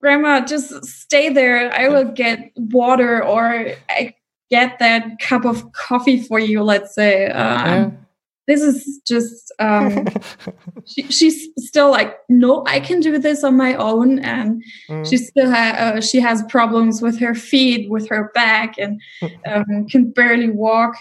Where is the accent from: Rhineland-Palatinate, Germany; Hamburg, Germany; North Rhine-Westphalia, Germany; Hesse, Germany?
Rhineland-Palatinate, Germany; Mosel region; now in Cologne, Germany; I come from the Mosel region.